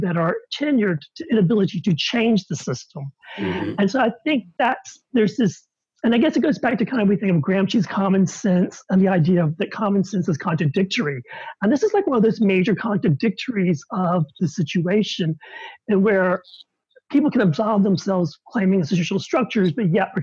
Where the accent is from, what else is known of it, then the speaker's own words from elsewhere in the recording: the South, United States; as an openly gay man growing up in the South